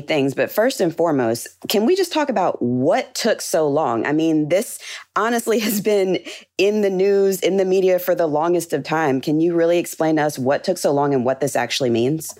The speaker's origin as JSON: {"language": "English", "town": "Birmingham", "region": "Alabama", "country": "United States", "said": "I'm originally from Birmingham, Alabama."}